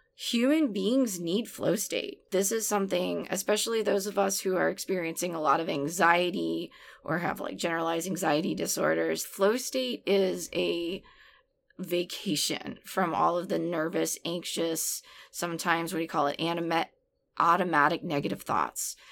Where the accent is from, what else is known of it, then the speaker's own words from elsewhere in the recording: New Orleans, Louisiana, United States; also born or lived in Portland area; now in Portland, United States; I grew up in New Orleans, which I think is a city that is very steeped in dance.